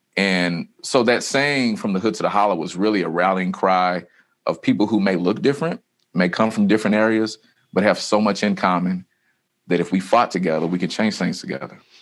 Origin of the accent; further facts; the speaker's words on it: Louisville, Kentucky, United States; I come from the West End of Louisville